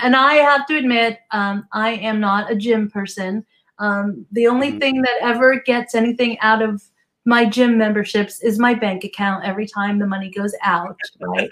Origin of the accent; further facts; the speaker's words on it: New Jersey, United States; now in Southern California, United States; I grew up in New Jersey